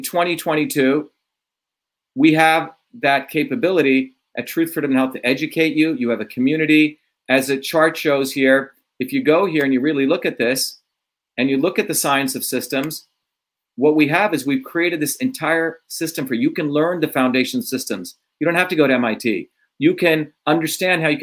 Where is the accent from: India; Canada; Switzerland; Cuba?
India; moved away; growing up in India as a low caste